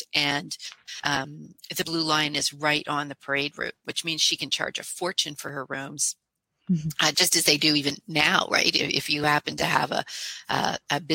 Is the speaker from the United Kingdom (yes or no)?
no; Canada; I'm a Canadian